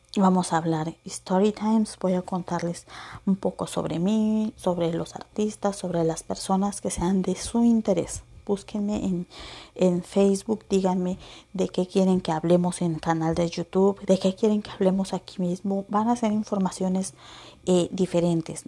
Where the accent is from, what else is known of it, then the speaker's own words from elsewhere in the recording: Acapulco, Guerrero, Mexico; moved away; also born or lived in Veracruz; nací en el bello Veracruz, crecí en Acapulco